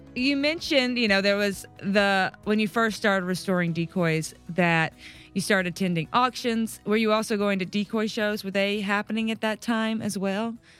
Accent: Mississippi Delta, United States; now in Memphis, United States; I grew up in the Mississippi Delta

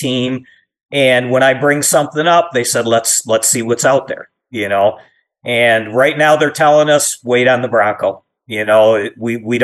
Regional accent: Michigan, United States; But we're from Michigan. It's a manufacturing state. You know, I watched friends and families lose jobs

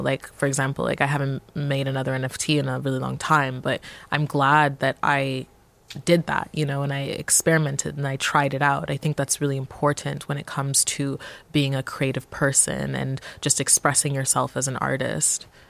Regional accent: Montreal, Quebec, Canada; I would consider myself like a Montrealer and Montreal is my hometown

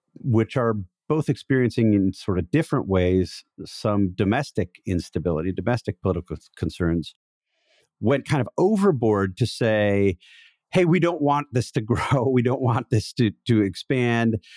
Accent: Wauwatosa, Wisconsin, United States; I am from Wauwatosa

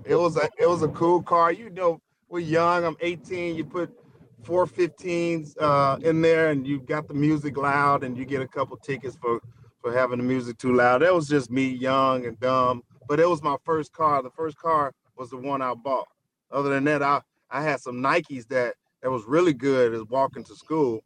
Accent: Pine Bluff, Arkansas, United States; moved away; I'm from Pine Bluff, Arkansas

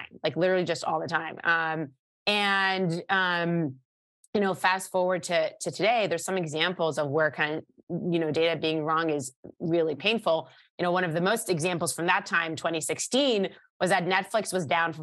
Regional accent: Israel; moved away; I was born and raised in Israel, started my career in the Israeli Air Force

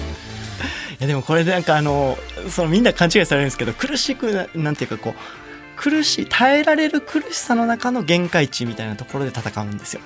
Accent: Kansai, Japan; 僕関西出身なのでそれこそやっぱ関東の人間じゃないから

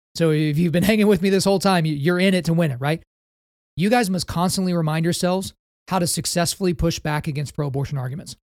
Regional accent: Oklahoma, United States; my home state of Oklahoma

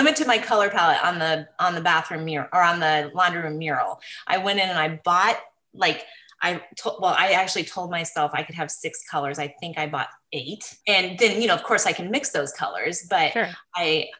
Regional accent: Willard, Washington, United States; also born or lived in Alaska; We lived in Washington, Southern Washington, up in Willard, a logging town. My dad was a logger. And then we ended up moving to Alaska when I was 8 and lived in a very small town, 60 miles northeast of Anchorage for 4 years.

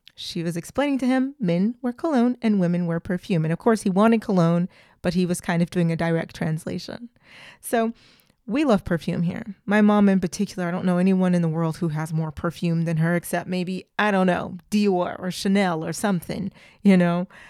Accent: United States; also born or lived in Clermont-Ferrand, France; I'm very American.

